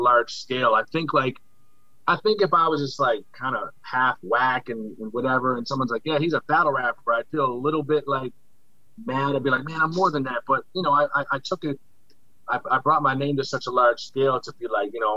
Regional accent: Nova Scotia, Canada; I tell somebody I'm from Scotia, they embrace me immediately

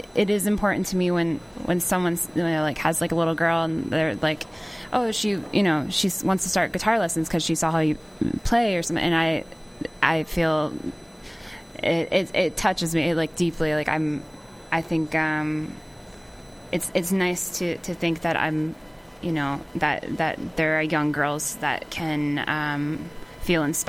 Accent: Pennsylvania, United States; born or raised there; now in Nashville, United States

